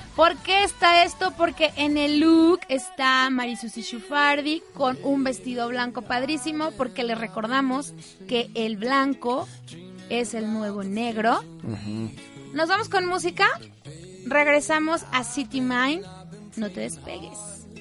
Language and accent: Spanish; Mexico; yo sí soy la típica mexicana